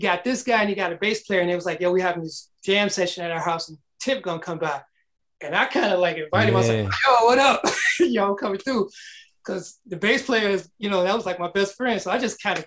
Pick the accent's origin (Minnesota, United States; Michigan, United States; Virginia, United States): Michigan, United States; Detroit; moved away; growing up in Detroit, we had a lot of music that we listened